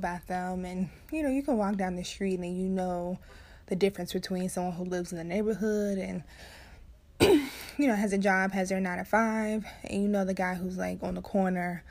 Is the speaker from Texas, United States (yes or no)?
no; Chicago, Illinois, United States; I was born and raised south side of Chicago, south side